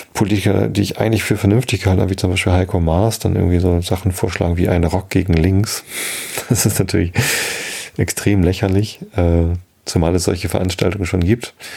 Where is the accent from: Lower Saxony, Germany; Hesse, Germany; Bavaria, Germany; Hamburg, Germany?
Hamburg, Germany; In meiner Heimatstadt